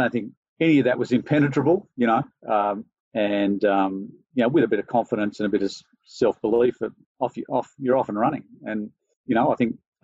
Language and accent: English; Sydney, New South Wales, Australia; I grew up in Sydney